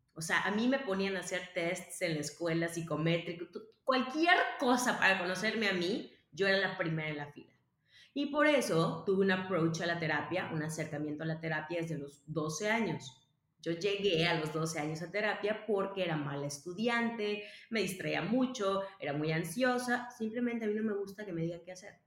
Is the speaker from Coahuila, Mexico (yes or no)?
no; Mérida, Yucatán, Mexico; nací en Mérida, Yucatán, México, un 14 de mayo